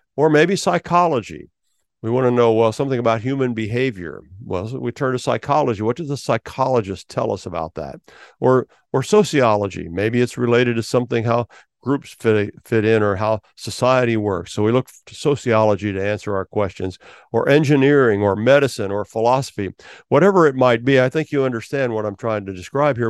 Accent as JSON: {"language": "English", "town": "Milford", "region": "Ohio", "country": "United States", "tie": "born or raised there", "moved": "yes", "lives_now": "Florida, United States", "said": "Milford, Ohio, because that's my hometown. That's where I grew up"}